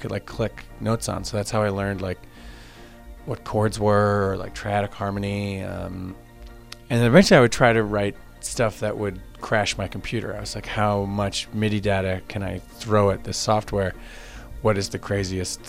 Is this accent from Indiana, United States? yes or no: no; Long Island, New York, United States; moved away as an adult; also born or lived in Westchester, New York; now in Baltimore, United States; I grew up in Long Island, and I moved out of there when I was 18.